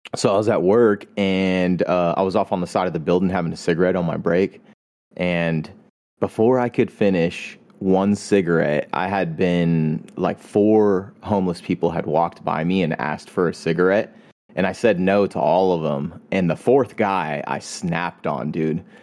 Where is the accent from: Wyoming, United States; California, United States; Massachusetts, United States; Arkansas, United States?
California, United States; I'm from California